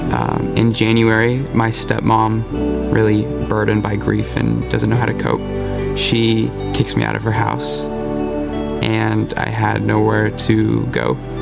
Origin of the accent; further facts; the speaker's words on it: West Virginia, United States; I grew up in West Virginia